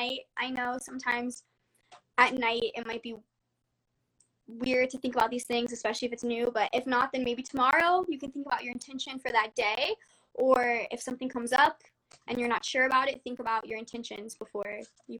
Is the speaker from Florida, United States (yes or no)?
yes; Florida, United States; now in California, United States; I'm from Florida